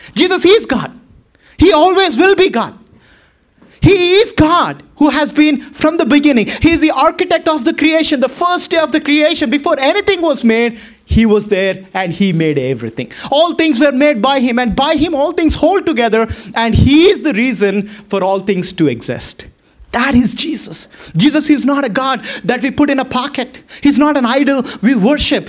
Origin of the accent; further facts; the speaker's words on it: Boston, Massachusetts, United States; I'm from Boston